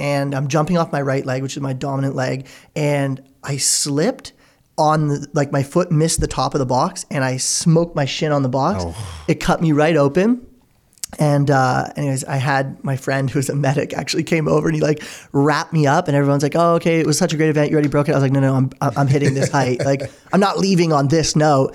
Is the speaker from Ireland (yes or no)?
no; Oakville, Ontario, Canada; We grew up in Oakville together